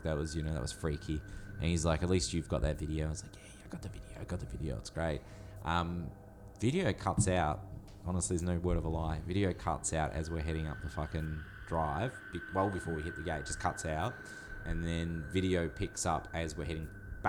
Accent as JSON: {"language": "English", "country": "Australia"}